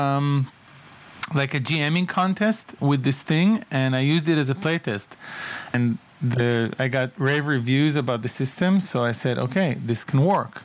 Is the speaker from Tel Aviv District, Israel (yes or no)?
yes; towns around Tel Aviv, Tel Aviv District, Israel; I grew up in Israel, in various towns around Tel Aviv